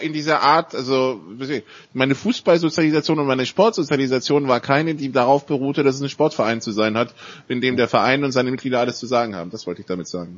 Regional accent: France; moved away; als Franzose

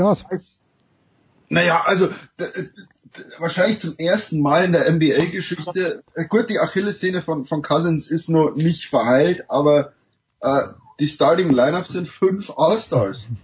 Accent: Germany; now in United States; als Deutscher

